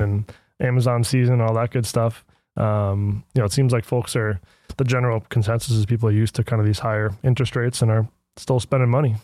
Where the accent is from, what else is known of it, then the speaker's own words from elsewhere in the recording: United States; being American